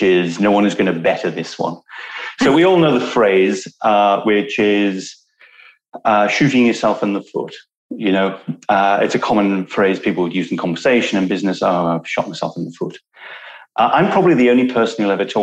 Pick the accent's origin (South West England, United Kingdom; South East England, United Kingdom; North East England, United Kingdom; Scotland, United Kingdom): North East England, United Kingdom; Newcastle upon Tyne; I was born in Newcastle